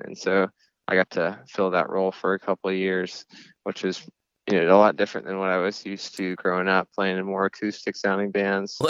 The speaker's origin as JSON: {"language": "English", "town": "Clemson", "region": "South Carolina", "country": "United States", "tie": "born or raised there", "said": "I grew up in South Carolina, this place called Clemson"}